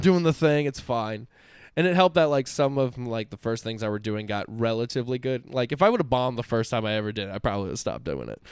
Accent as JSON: {"language": "English", "region": "Central Florida", "country": "United States", "tie": "born or raised there", "said": "I'm born and raised in Central Florida"}